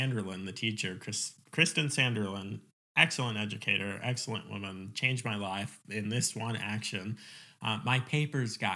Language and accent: English; Virginia Beach, Virginia, United States; moved away; also born or lived in New York / Oklahoma; we moved to Virginia Beach. But I did my formative years there.